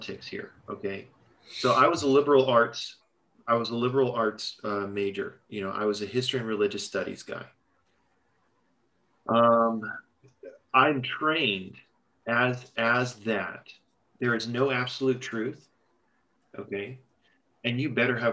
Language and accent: English; Los Angeles, California, United States; moved away as an adult; also born or lived in Texas; I'm from Los Angeles.